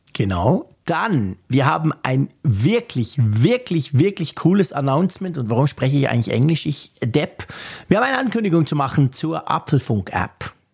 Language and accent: German; Switzerland; bei uns war es so in der Schweiz